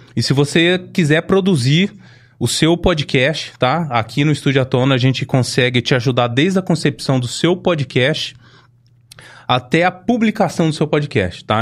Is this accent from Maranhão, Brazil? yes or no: no; Ribeirão Preto, São Paulo, Brazil; eu cresci no Simeone, né, do lado do Avelino Palma